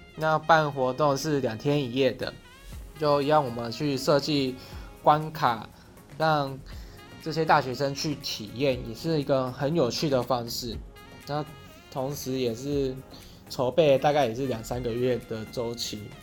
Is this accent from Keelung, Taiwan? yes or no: yes; Keelung, Taiwan; moved away as an adult; 我的家乡在基隆。那基隆的孩子有着谦卑的特质在，在大学之前都在基隆读书，而自己本身又是一个家境清寒孩子出身